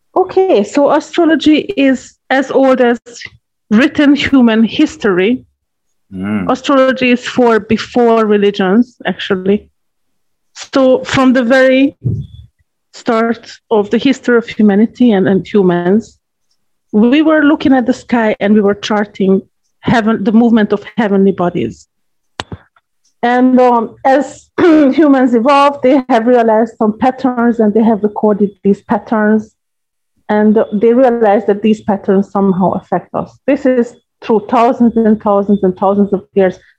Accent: Hungary; moved away as an adult; now in Jamaica; I live in Jamaica 20 years now. I'm a citizen. I'm a dual citizen. Originally, I'm from Hungary, so I am a Hungarian citizen

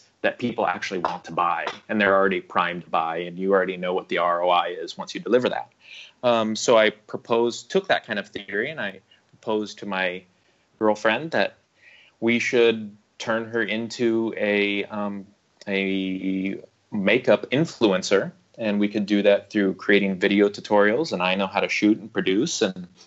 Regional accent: Omaha, Nebraska, United States; moved away as an adult; now in Beijing, China; I'm originally from the American Midwest. I'm from Omaha, Nebraska, Warren Buffett territory

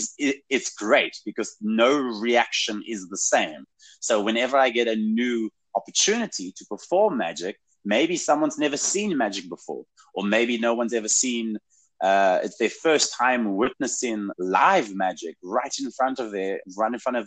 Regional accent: South Africa; moved away as an adult; now in Saskatchewan, Canada; I'm a ginger from Africa with an accent

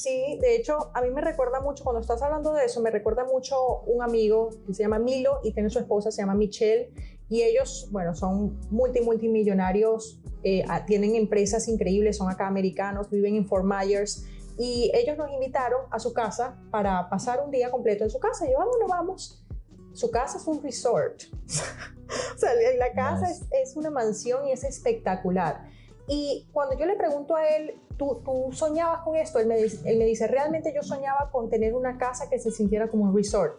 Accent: Venezuela; accent: latino; also born or lived in Portugal / Miami, United States; now in United States; Nací en Venezuela y mi papá es portugués, él nació en Portugal

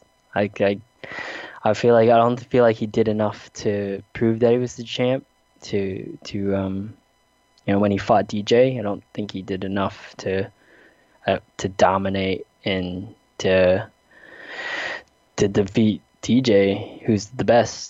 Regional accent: South Dakota, United States; growing up in the Midwest and South Dakota

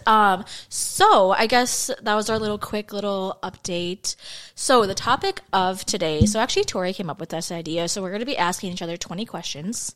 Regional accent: Minnesota, United States; We're actually from Minnesota

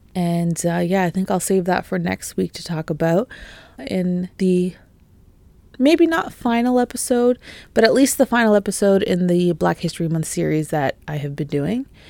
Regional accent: Canada; also born or lived in Toronto; being Canadian, being in Canada, you know, being based in Toronto and the G T

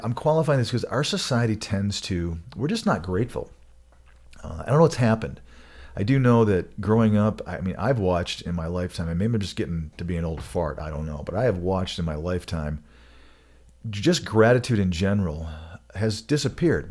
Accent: Michigan, United States; now in Colorado, United States; I grew up in Michigan

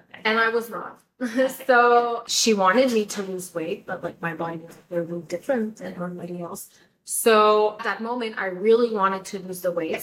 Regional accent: Canada; first language French; English is a second language; moved away as an adult; now in Florida, United States; I'm Canadian, and my first language is French, so I have an accent

